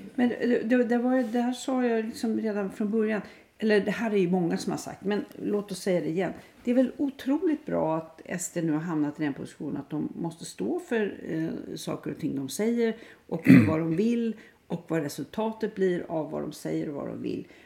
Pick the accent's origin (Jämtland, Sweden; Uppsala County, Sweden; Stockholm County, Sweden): Stockholm County, Sweden; Stockholm; när jag var barn i Stockholm